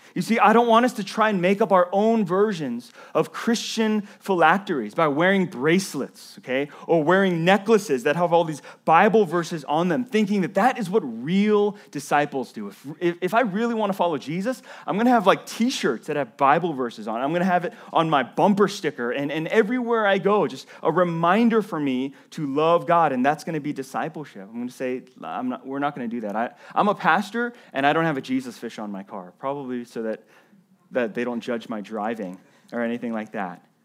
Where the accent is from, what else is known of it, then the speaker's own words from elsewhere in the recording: the South, United States; When I was a, a, a kid in elementary school growing up in the South